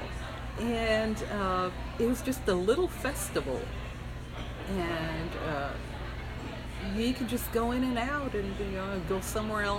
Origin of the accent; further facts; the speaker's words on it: the Valley, Texas, United States; also born or lived in San Antonio, Texas; now in Austin, United States; I came from the Valley, and then I lived in San Antonio for 10 years